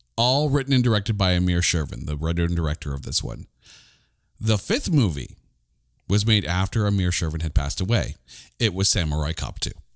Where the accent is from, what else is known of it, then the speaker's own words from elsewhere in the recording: Canada; I'm a Canadian